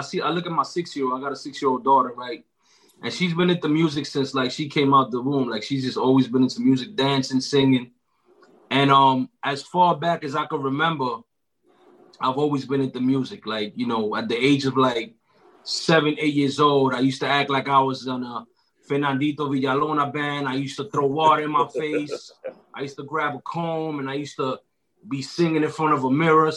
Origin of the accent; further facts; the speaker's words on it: New York City, New York, United States; I'm from Uptown Washington Heights. Grew up on the same block as Ricky right here